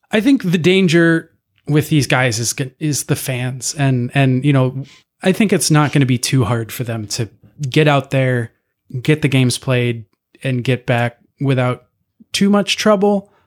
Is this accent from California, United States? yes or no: no; DeKalb, Illinois, United States; my hometown